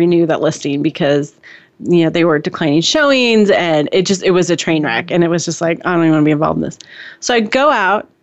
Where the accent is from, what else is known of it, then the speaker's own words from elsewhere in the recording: San Mateo, California, United States; I was born in Silicon Valley. I was born in San Mateo, California